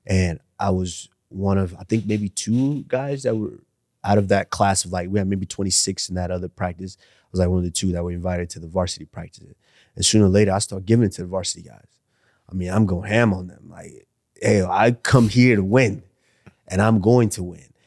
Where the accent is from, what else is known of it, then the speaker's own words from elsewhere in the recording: Arlington, Texas, United States; moved away as an adult; also born or lived in Nigeria / Iowa; I come from Arlington